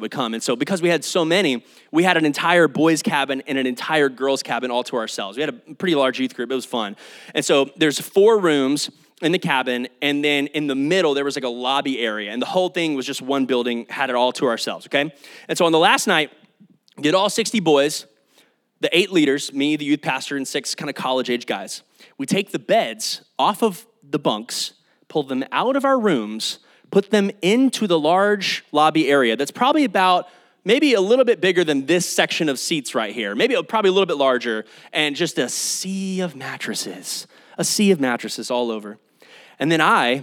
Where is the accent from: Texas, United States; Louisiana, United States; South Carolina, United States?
Texas, United States; Kyle; also born or lived in Oklahoma; Kyle and Austin area is my hometown. This is where I call home